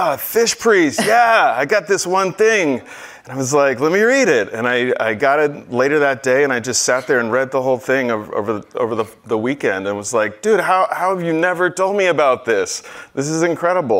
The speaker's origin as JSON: {"language": "English", "region": "Northeast", "country": "United States", "said": "I'm from the Northeast as well"}